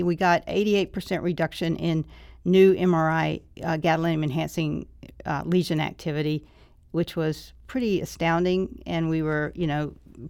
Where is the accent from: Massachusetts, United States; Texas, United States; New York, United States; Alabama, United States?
Alabama, United States; Mobile; No, I'm from Alabama.